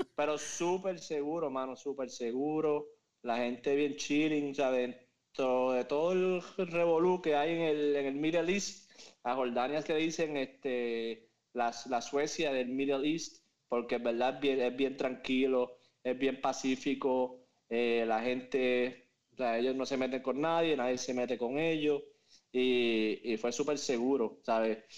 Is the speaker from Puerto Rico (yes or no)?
yes; Moca, Puerto Rico; moved away as an adult; now in Miami, United States; soy de Moca, Puerto Rico. Eh, conozco a Juanqui desde que tengo memoria, literalmente. Porque empezamos la escuela desde kinder hasta, el grado 12